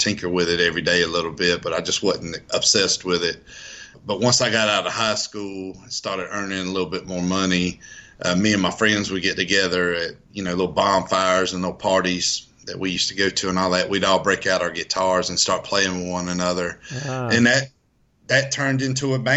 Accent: Escatawpa, Mississippi, United States; moved away as an adult; now in Nashville, United States; I grew up in a little town called Escatawba, Mississippi

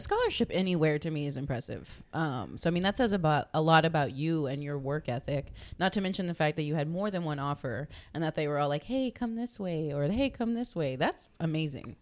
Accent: Corpus Christi, Texas, United States; born and raised in Corpus

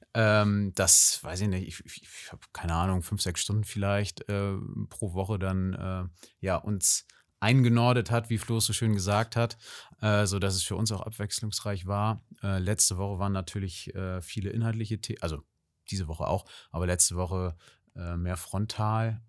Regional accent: Kiel, Schleswig-Holstein, Germany; also born or lived in Hamburg; Ich komme einfach aus Kiel ähm, mit einer kleinen Zwischenstation in Hamburg und jetzt wieder in Kiel

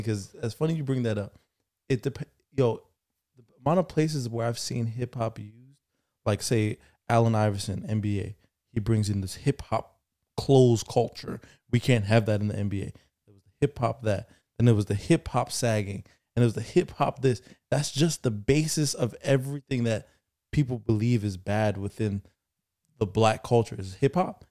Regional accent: Jamaica; As a Jamaican son

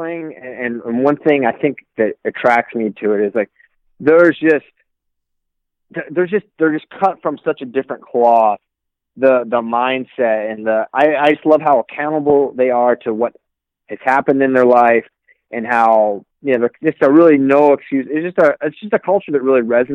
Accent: Shenandoah Valley, Virginia, United States

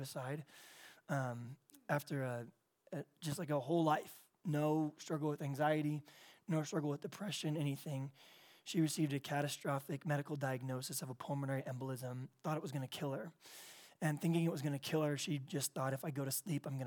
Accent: San Diego, California, United States; I'm from San Diego, California

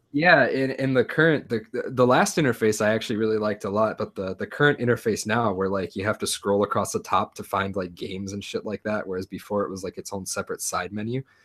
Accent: United States; moved away; I'm an American

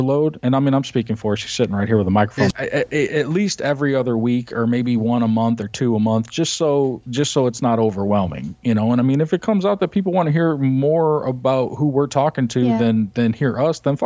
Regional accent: Chicago, Illinois, United States; now in Florida, United States; we grew up in Chicago

